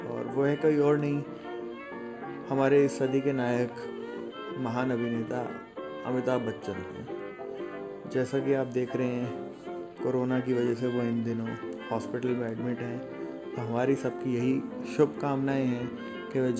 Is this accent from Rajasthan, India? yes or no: yes; Jaipur, Rajasthan, India; और मैं जयपुर राजस्थान से बिलोंग करता हूँ